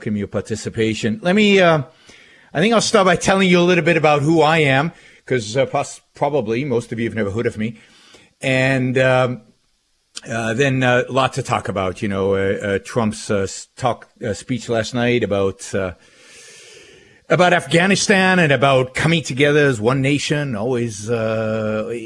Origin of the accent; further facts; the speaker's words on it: Israel; now in United States; So I was born and raised in Israel. I lived most of my early life in the state of Israel. I immigrated. I'm an immigrant to the United States.